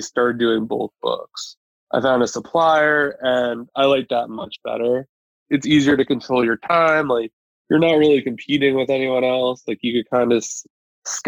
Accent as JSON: {"language": "English", "region": "New York", "country": "United States", "moved": "yes", "lives_now": "Pennsylvania, United States", "said": "I'm originally from New York."}